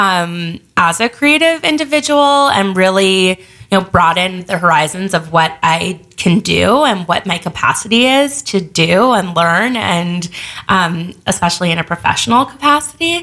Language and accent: English; Los Angeles, California, United States; moved away as an adult; also born or lived in New York; I grew up